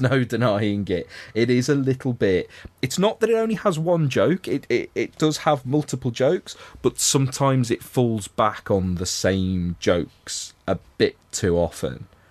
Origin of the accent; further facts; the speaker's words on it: Liverpool, North West England, United Kingdom; as a Scouser